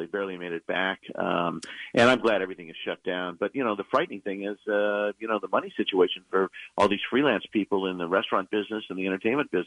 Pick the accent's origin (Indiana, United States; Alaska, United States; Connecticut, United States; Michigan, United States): Indiana, United States; Indianapolis; When I grew up in Indianapolis